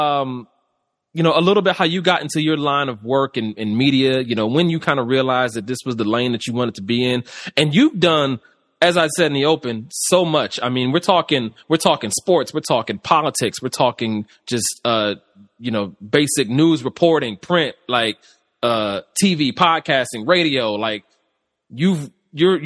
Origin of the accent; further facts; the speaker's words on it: Cleveland, Ohio, United States; moved away as an adult; also born or lived in Bowling Green, Ohio / Normal, Illinois; now in Chicago, United States; I'm from Cleveland, originally born and raised.